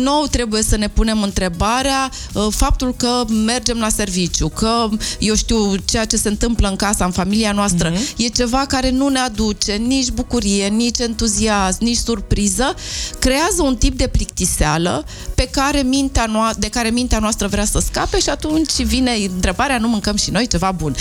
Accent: Romania; noi ca români atât de mult ne place mâncarea

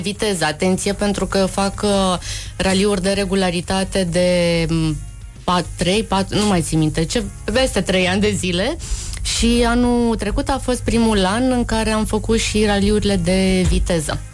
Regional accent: Timișoara, Timiș County, Romania; Am fost crescută în Timișoara și bunicul avea o fermă de porci

